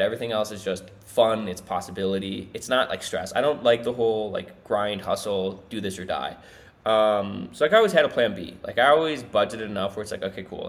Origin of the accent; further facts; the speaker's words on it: Minnesota, United States; now in South America; my family moved out of Minnesota